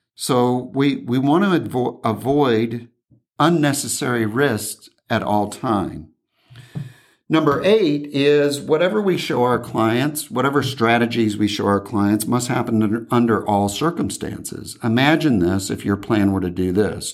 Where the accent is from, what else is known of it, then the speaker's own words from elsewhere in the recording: Indiana, United States; now in California, United States; back in my hometown